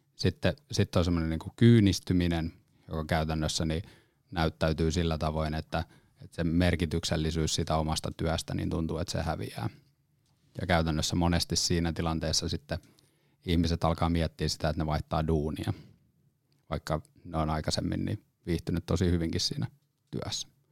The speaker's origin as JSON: {"language": "Finnish", "town": "Lempäälä", "region": "Pirkanmaa", "country": "Finland", "moved": "yes", "lives_now": "Helsinki metropolitan area, Finland", "said": "alun perin tuun Lempäälästä ja sitten tänne, tota, pääkaupunkiseudulle tullut ihminen"}